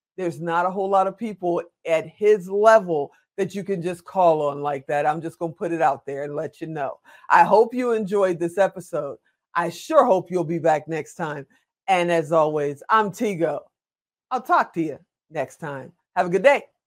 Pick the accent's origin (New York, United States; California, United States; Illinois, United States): Illinois, United States; Chicago; I'm from Chicago